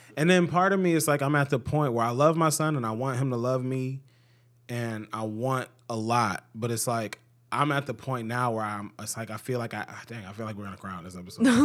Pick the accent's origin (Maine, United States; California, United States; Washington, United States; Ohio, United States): Ohio, United States; Cleveland; I grew up in Cleveland, and I grew up in, you know, a decent s, part of Cleveland.